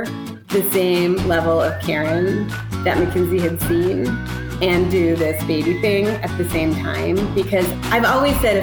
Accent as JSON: {"language": "English", "town": "Tacoma", "region": "Washington", "country": "United States", "tie": "born or raised there", "also_born_or_lived": "New York City", "moved": "as an adult", "said": "I grew up in Tacoma, Washington on the West Coast"}